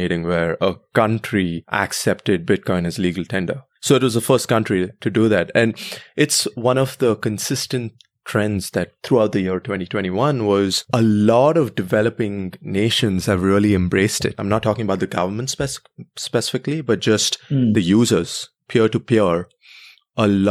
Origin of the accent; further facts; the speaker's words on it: Bangalore, Karnataka, India; moved away; I was born and raised in Bangalore, India